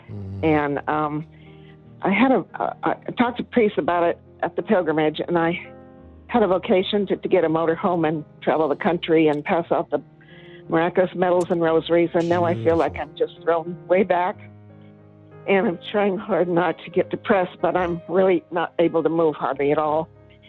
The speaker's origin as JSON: {"language": "English", "town": "Needville", "region": "Texas", "country": "United States", "moved": "yes", "lives_now": "Escondido, United States", "said": "Hi. I was from Needville, Texas."}